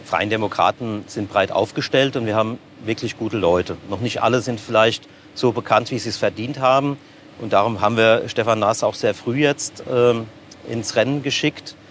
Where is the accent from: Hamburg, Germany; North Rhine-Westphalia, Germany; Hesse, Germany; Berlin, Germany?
Hesse, Germany; Seligenstadt; also born or lived in Offenbach; bin ich in Offenbach zwar geboren, aber schon immer Seligenstädte